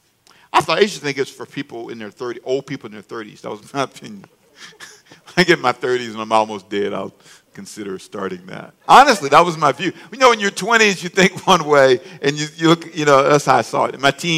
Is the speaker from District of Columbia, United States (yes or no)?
no; Los Angeles, California, United States; moved away as an adult; also born or lived in Charlotte; now in Savannah, United States; I was born in Savannah, but raised in L.A., Los Angeles